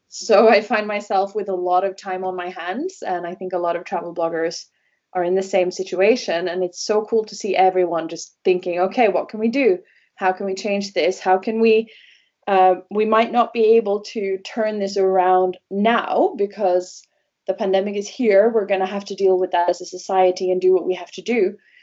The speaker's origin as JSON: {"language": "English", "country": "Norway", "tie": "born or raised there", "also_born_or_lived": "Wales / London", "first_language": "Norwegian", "second_language": "English", "said": "here in the area where I grew up in Norway. I grew up by the fjords"}